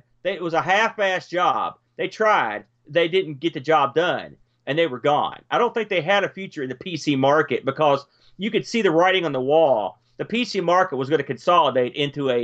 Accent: West Virginia, United States; also born or lived in New Jersey (Jersey Shore); I'm a transplanted to West Virginia via, I was born and spent 5 or 6 years in New Jersey before we moved here, but haven't been here this long. I guess I'm a proud West Virginian.

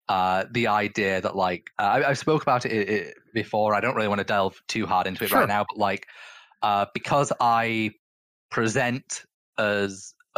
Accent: England, United Kingdom; that the fact that I was born into the European Union now doesn't matter. I am no longer European. I am just English.

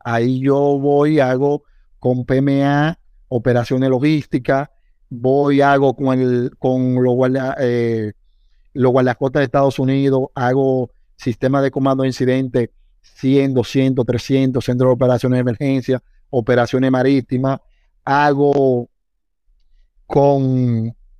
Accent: Higüey, La Altagracia, Dominican Republic; yo soy de Higüey

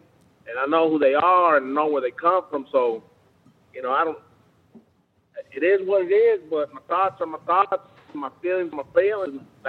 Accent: the South, United States; also born or lived in Alabama; I'm a mutt, man, because, I mean, as much as I'm from the South, I'm from Baptist and Catholic people, and I'm Mexican, Irish, white

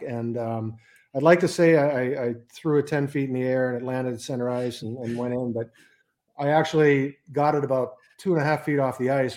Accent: Edmonton, Alberta, Canada; also born or lived in Johannesburg, South Africa / Copenhagen, Denmark; now in United States; German that was born in South Africa, grew up in Canada, and works in the U.S.

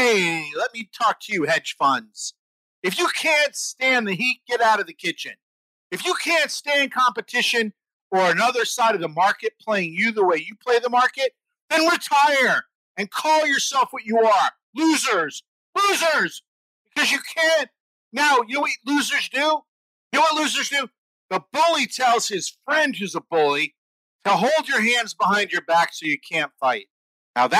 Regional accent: United States; I grew up in the New York, New Jersey middle class area

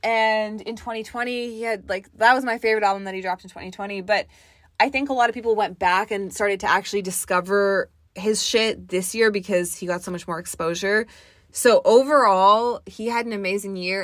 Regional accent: Toronto, Ontario, Canada; I'm from Toronto.

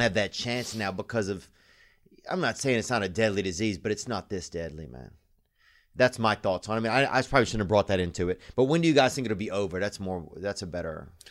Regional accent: Louisiana, United States; I'm from Louisiana

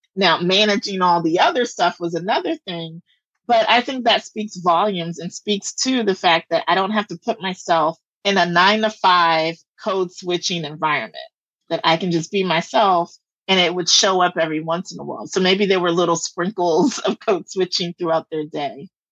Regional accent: the South, United States; I'm from the South

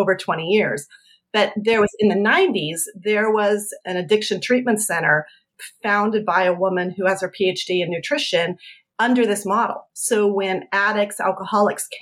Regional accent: Colorado, United States; I'm from Colorado.

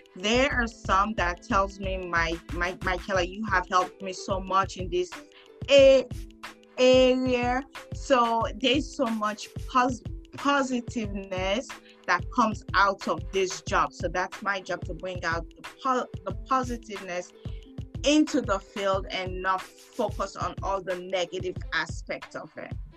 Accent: Sierra Leone; now in California, United States; I'm from West Africa, Sierra Leone

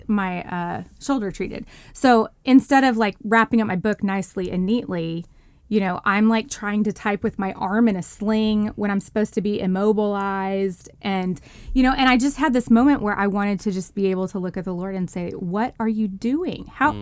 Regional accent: Texas, United States; now in mid-Atlantic, United States; church life is just totally different than the world that I grew up in Texas in the Bible Belt.

